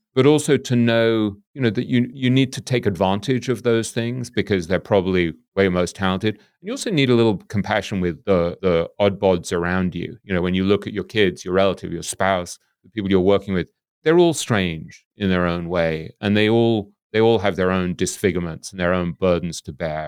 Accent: England, United Kingdom; we grew up in England

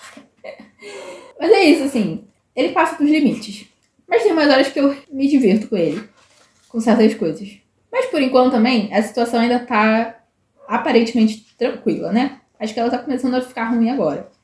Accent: Brazil; como boa brasileira

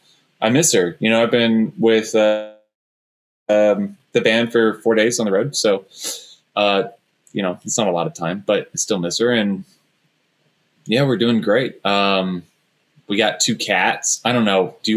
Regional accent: Dallas, Texas, United States; I'm from Dallas

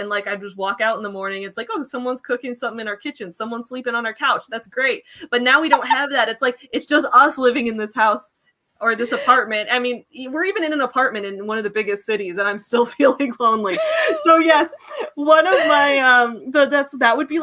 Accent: Chicago, Illinois, United States; this has been my home forever. Like, my family's all from here

